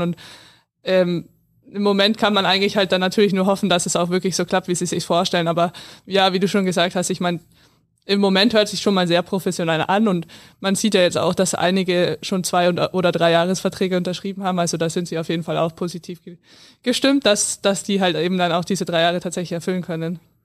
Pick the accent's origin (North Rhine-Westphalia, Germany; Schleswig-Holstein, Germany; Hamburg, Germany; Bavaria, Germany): Bavaria, Germany; near Landshut; born or raised there